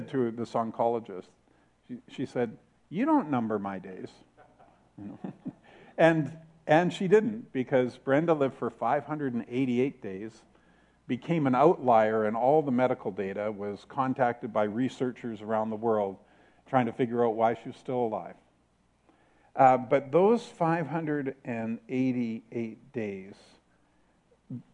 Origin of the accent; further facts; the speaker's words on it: Canada; I'm from Canada, but I'm a global Christian.